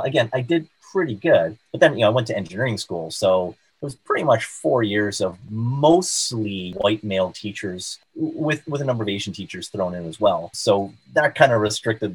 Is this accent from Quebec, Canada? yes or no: yes; South Shore of Montreal, Quebec, Canada; I grew up on the South Shore of Montreal and went to McGill in Montreal